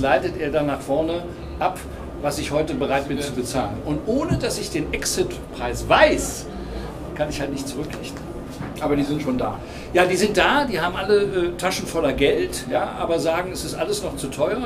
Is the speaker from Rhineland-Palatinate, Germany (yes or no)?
no; Cologne, North Rhine-Westphalia, Germany; now in Hamburg, Germany; Ich bin gebürtiger Kölner.